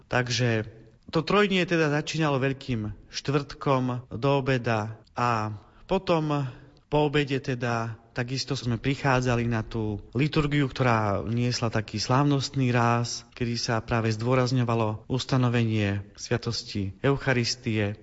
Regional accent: Prešov, Prešov Region, Slovakia; now in Bratislava, Slovakia; ja pochádzam z východného Slovenska, z Prešova, tam som sa narodil

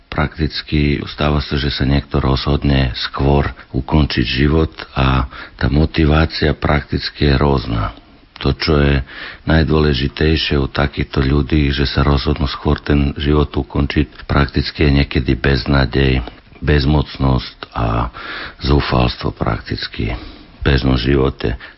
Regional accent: Vršac, Vojvodina, Serbia; Slovak is a second language; moved away as an adult; also born or lived in England / Switzerland / Banská Bystrica, Slovakia; now in Slovakia; medzi Banskom Bysticom a Vršacom, odkiaľ som ja, to je vo Vojvodine, blízko rumúnskych hraníc

